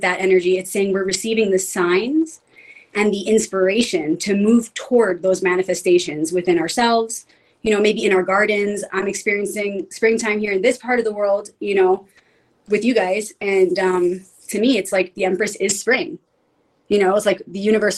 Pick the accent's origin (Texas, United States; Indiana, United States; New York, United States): New York, United States; New York City; I grew up in pretty much the city, you know, in Queens